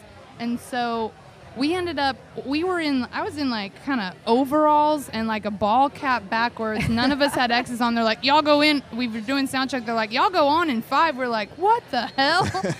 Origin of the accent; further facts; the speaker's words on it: Chattanooga, Tennessee, United States; I grew up in Chattanooga.